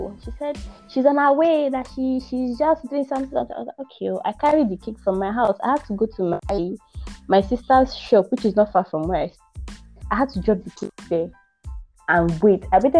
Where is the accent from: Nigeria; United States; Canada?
Nigeria; Abia; I'm from Abia State.